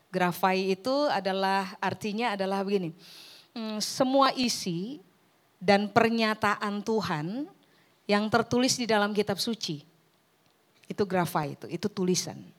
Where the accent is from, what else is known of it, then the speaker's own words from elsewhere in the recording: Ambon, Maluku, Indonesia; now in Surabaya, Indonesia; saya orang Ambon yang sudah menetap di Surabaya seribu tahun terakhir.